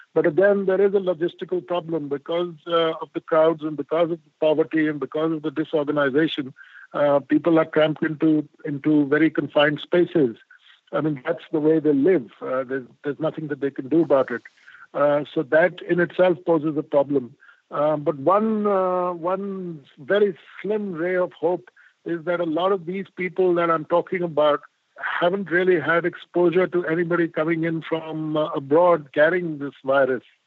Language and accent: English; India; I'm an Indian and I believe in karma